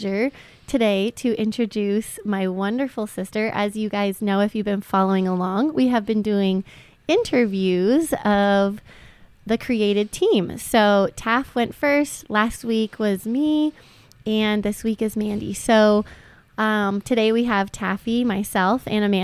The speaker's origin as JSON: {"language": "English", "country": "Canada", "tie": "born or raised there", "said": "We grew up in Canada"}